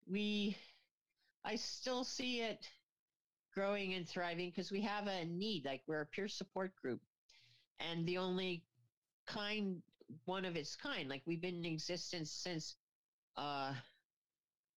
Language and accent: English; Kingston, Ontario, Canada; moved away; I come from Kingston, which is the prison capital of Canada